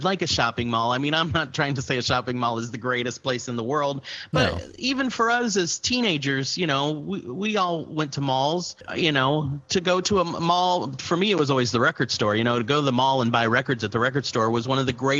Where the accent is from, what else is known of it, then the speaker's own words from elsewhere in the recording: Houston, Texas, United States; I grew up near Clear Lake in Baybrook Mall